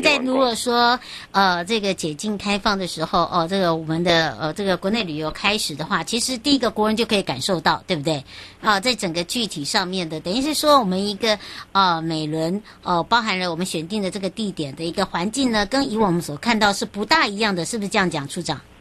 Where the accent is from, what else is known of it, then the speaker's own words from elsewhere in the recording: Hualien County, Taiwan; 回到我的故乡，也就是花莲咯